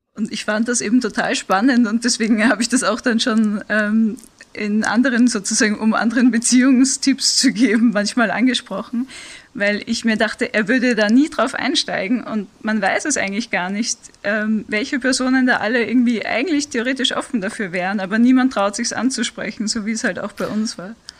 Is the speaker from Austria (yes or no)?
yes; Vienna, Austria; moved away; ich bin ursprünglich aus Wien, das heißt, ich habe ein bisschen einen Dialekt